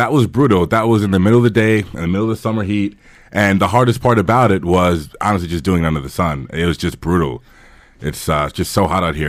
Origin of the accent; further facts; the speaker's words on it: New York, United States; moved away; they thought because I was from New York, I was wealthy, and it was the opposite.